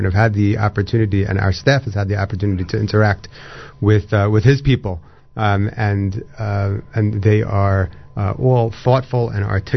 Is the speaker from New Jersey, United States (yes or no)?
yes; Fair Lawn, New Jersey, United States; I grew up in Fairlawn